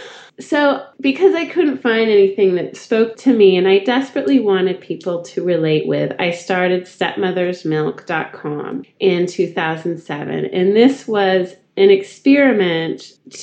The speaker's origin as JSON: {"language": "English", "region": "Northern California", "country": "United States", "moved": "as an adult", "lives_now": "Austin, United States", "said": "I'm from Northern California, the home of the Christmas tree farm"}